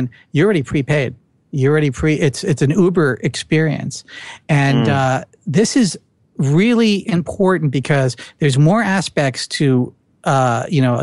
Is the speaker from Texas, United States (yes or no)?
no; New Jersey, United States; accent: Jersey; my Jersey accent